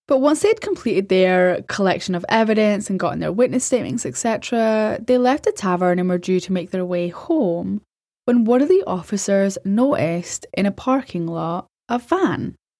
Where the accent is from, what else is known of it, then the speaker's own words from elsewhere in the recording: Scotland, United Kingdom; As a European, as a Scottish person